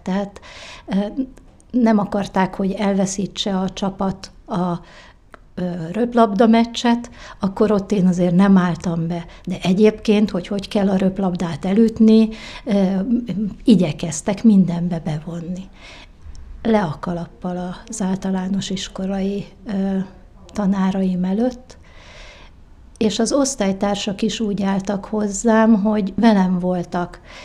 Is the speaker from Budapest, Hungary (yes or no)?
no; Várpalota, Veszprém County, Hungary; Várpalotán, a készenléti lakótelepen, ami egy kis barátságos, fás övezet, ott nőhettem fel.